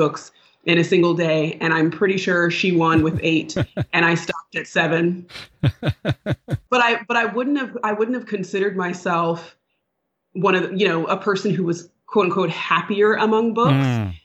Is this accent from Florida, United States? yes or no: no; Sacramento, California, United States; I grew up in Northern California in Sacramento, the capital city